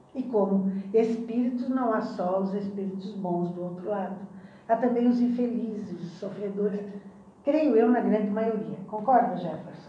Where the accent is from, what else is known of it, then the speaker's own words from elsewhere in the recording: Imbituba, Santa Catarina, Brazil; Eu vim lá da, da, das praias mais lindas de Santa Catarina, que é em Bituba. Ah, você é de Bituba, Eu sou filha de Bituba